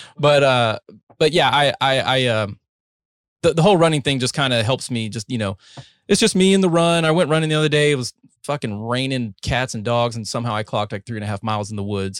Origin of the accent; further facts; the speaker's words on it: North Carolina, United States; also born or lived in Ohio; now in Texas, United States; I was born in Ohio, raised in North Carolina, and I've been in Texas for a better part of a decade now